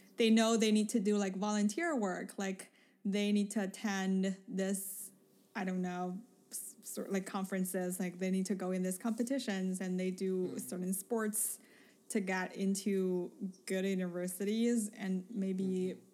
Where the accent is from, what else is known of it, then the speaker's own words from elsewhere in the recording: Beijing, China; moved away; I came from Beijing